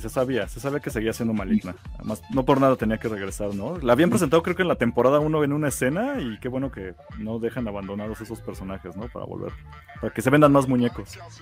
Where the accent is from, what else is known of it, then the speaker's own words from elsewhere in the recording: Mexico; así somos los mexicanos de, tardados